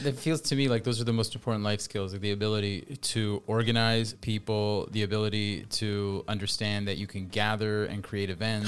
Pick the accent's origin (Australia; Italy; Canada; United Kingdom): Canada; Toronto, Ontario; accent: Canadian; I grew up in Toronto. I was raised in the s, Toronto suburbs. Mostly, they're called Thornhill and Richmond Hill.